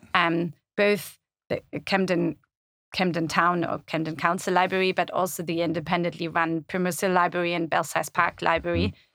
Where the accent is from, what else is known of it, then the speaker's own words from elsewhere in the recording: Germany; moved away as an adult; also born or lived in Italy / Netherlands / France / Caribbean; now in London, United Kingdom; I was born and raised in Germany, but then lived all over the place